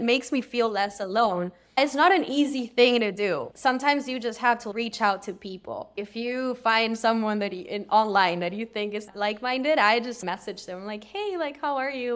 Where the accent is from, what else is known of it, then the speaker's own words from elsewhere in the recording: Peru; now in Los Angeles, United States; I'm originally from Peru, but I live in L